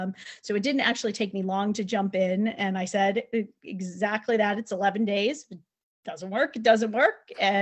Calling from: Connecticut, United States; So I am in Connecticut, not far from Heather.

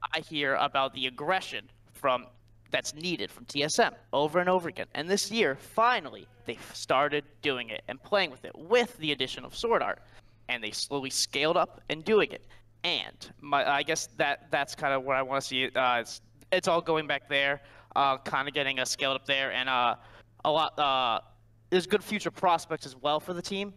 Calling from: Cleveland, Ohio, United States; I'm calling from Cleveland, Ohio

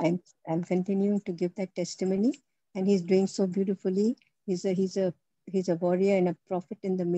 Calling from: Patiala, Punjab, India; also born or lived in Delhi; I would also like to testify that I am speaking from Patiala. I shifted from Delhi 2 years, 4 years back. And I'm part of a Punjabi Hindi parish.

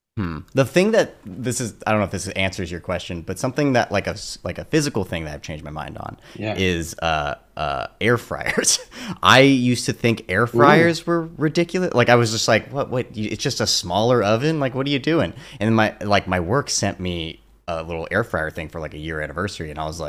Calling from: Los Angeles, California, United States; I'm calling in from sunny Silver Lake, where it's raining actually right now.

